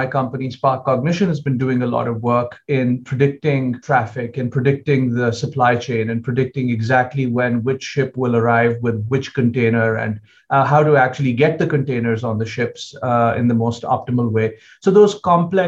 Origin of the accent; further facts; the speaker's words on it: United States; as an American